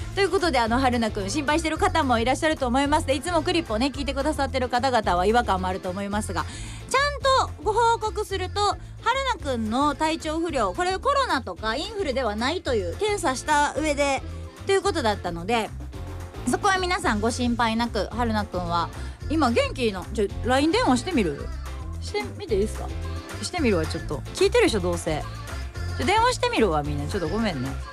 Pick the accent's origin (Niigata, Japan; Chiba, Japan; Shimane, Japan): Shimane, Japan; moved away; 地元の出雲大社